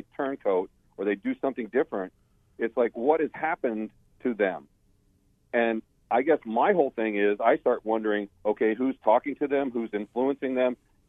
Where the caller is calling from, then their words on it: Phoenix, Arizona, United States; Hi, it's …. I'm from Phoenix.